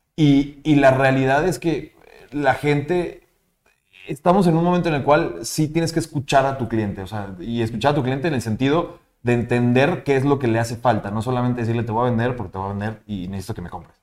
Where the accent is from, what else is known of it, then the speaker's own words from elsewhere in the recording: Mexico; los mexicanos somos muy buenos